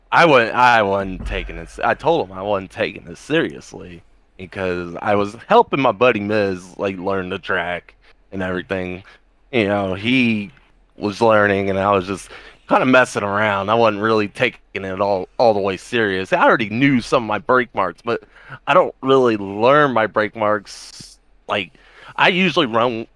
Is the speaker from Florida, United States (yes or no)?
yes; Miami, Florida, United States; now in Alabama, United States; I'm from Miami, Florida, so, and I used to live, like, I would say not even, 3 miles away